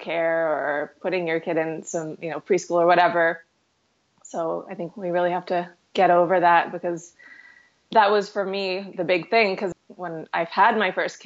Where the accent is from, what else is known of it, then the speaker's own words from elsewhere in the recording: Houston, Texas, United States; also born or lived in New York City; now in Kelowna, Canada; I grew up in Houston, so I've always lived in big cities.